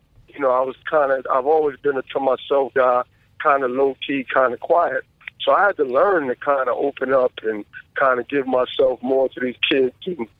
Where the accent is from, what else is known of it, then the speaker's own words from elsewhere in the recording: New York City, New York, United States; We're from Mitchell Houses where we grew up at.